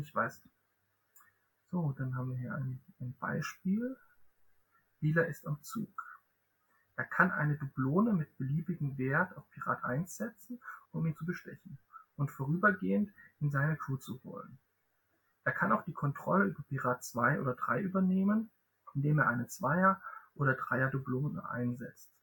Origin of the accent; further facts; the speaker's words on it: Southern Germany, Germany; Ich komme auch aus Süddeutschland, aus einem anderen Ecke von Süddeutschland